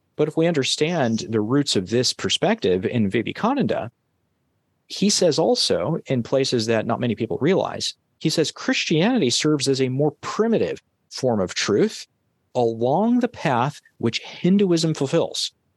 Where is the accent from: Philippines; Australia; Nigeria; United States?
United States; California; my home state, California.